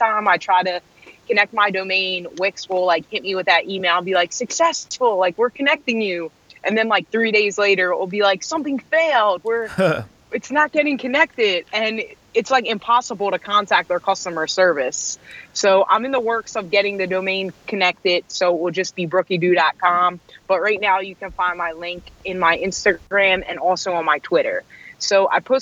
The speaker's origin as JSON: {"language": "English", "town": "Norristown", "region": "Pennsylvania", "country": "United States", "tie": "born or raised there", "also_born_or_lived": "Royersford, Pennsylvania", "said": "I grew up in Norristown, so like the Philly area"}